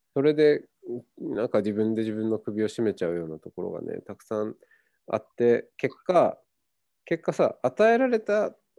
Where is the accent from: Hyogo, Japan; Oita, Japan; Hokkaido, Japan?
Hokkaido, Japan; moved away as an adult; also born or lived in Tokyo; now in Kyoto, Japan; 僕は北海道出身です。うん、まあふるさと、うん、まあ、えーと、生まれてから18歳まで北海道だったんで